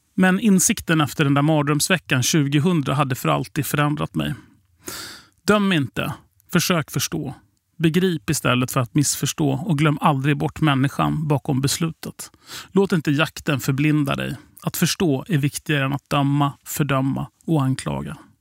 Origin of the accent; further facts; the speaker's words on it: Sweden; vi kom från Sverige